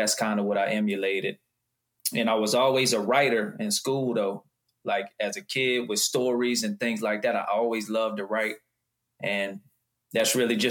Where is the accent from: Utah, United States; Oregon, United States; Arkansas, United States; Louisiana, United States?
Louisiana, United States; Houma; I'm from Houma, Louisiana. It's a little small town south of New Orleans